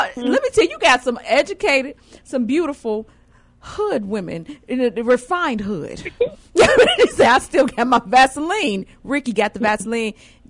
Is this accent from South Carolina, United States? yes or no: no; Chicago, Illinois, United States; moved away as an adult; Being a native of Chicago, of course, I moved away for work.